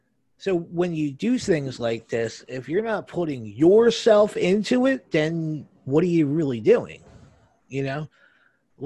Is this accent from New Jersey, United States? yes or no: yes; New Jersey, United States; I'm from New Jersey.